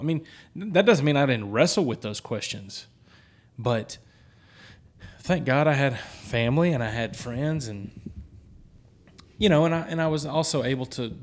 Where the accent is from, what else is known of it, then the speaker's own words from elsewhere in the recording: the South, United States; Holy Ghost is how we Southerners talk about the Holy Spirit.